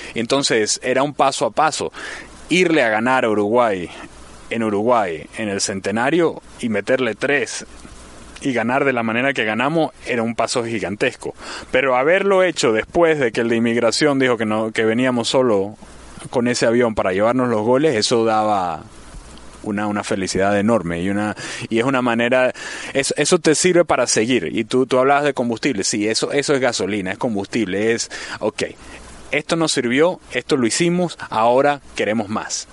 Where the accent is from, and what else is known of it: Venezuela